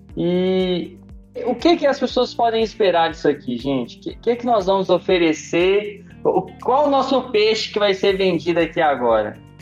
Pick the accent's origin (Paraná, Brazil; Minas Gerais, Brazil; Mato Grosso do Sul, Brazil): Minas Gerais, Brazil; Belo Horizonte; tenho 33 anos, sou de Belo Horizonte